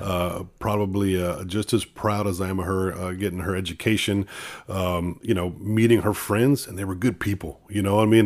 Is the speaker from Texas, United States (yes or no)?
yes; Sandia, Texas, United States; also born or lived in Corpus Christi, Texas; born in Corpus, but I grew up on a dairy farm in Sandia, Texas, uh, right outside of Cal Allen.